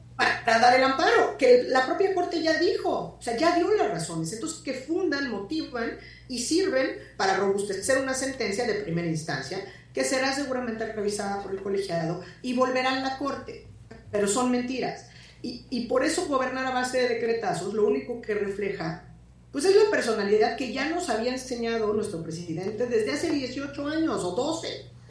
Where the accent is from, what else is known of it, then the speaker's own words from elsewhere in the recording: Mexico; nosotros como mexicanas y mexicanos